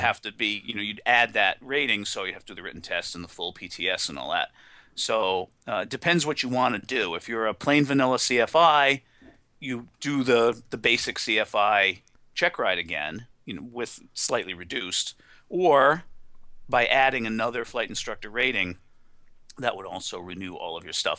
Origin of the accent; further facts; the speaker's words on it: New England, United States; I'm from New England